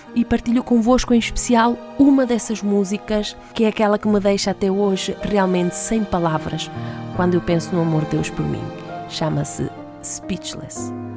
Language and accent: Portuguese; Madeira, Portugal; moved away as an adult; also born or lived in France; saí então da Ilha da Madeira, onde vivia com os meus pais, fui para a França estudar